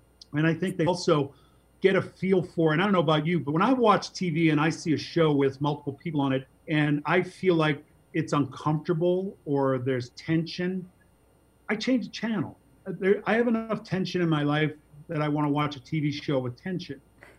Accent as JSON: {"language": "English", "town": "Boston", "region": "Massachusetts", "country": "United States", "said": "I'm from Boston. I grew up Catholic."}